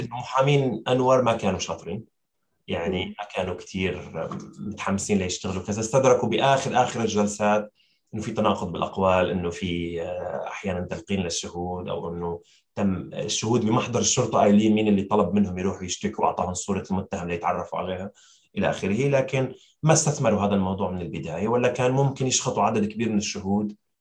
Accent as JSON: {"language": "Arabic", "country": "Syria", "said": "نحن كسوريين"}